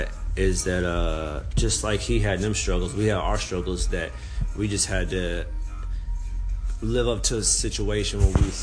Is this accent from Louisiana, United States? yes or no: no; California, United States; Yeah, I'm from California.